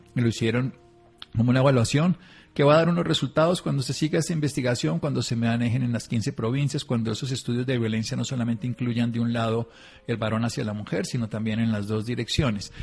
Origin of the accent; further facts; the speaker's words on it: Tolima, Colombia; now in La Calera, Colombia; yo soy de Tolimense, pero vivo en Cundinamarca, vivo en La Calera